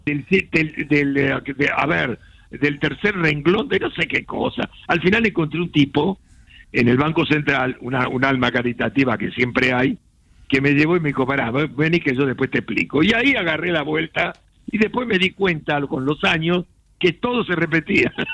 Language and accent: Spanish; Buenos Aires, Argentina; yo nací en San Telmo, en una casona de San Telmo